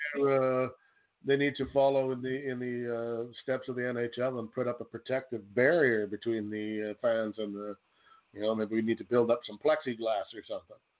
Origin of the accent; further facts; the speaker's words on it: Canada; I'm from Canada